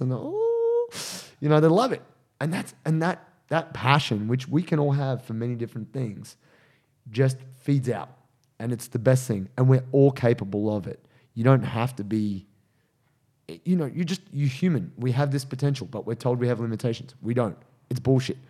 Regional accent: Penrith, New South Wales, Australia; also born or lived in Dubbo; Where I'm from

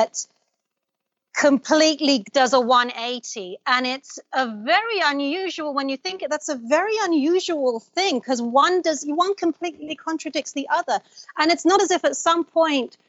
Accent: London, United Kingdom; also born or lived in Baghdad, Iraq; I was raised in London. I mean, I was born in Baghdad, but I was 2.5 when I left.

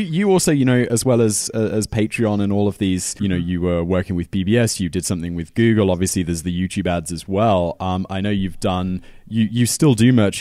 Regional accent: United Kingdom; as a British person

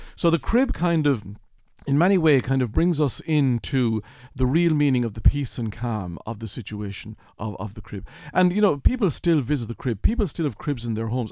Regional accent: Kilkenny, Leinster, Ireland; born or raised there

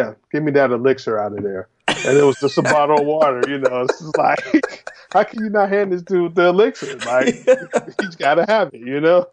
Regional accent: Chicago, Illinois, United States; growing up in Chicago was really, really a blessing for me because there's so much music in Chicago

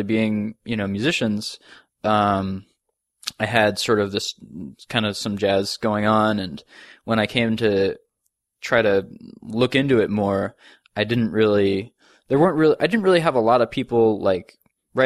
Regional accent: outside of Boston, Massachusetts, United States; moved away as an adult; also born or lived in Indiana; now in New York, United States; I grew up outside of Boston

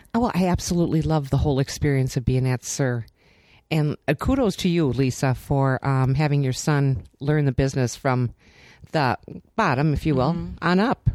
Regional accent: Minnesota, United States; we're from Minnesota

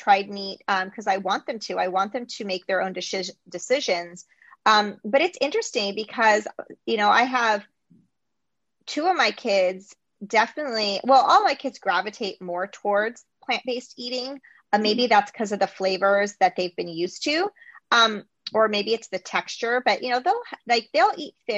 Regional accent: United States

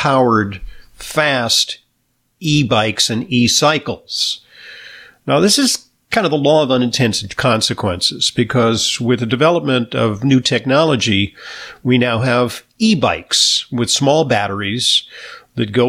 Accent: New York City, New York, United States; my hometown of New York City

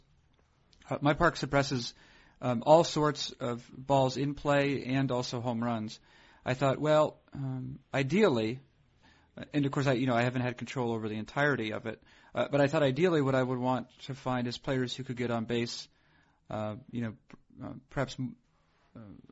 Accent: New England, United States; I'm from New England

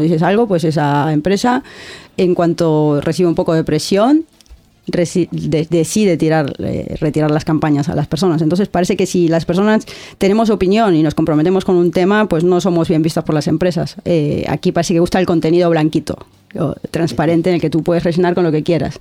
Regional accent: Argentina; moved away as an adult; now in Bilbao, Spain; yo vengo de Argentina

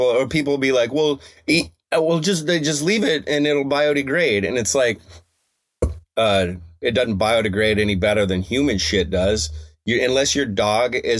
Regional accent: Evergreen, Colorado, United States; my hometown of Evergreen, Colorado

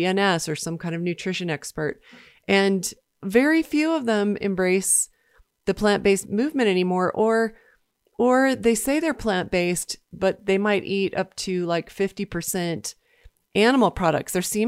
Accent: Washington, District of Columbia, United States; So from my hometown in Washington, D.C.

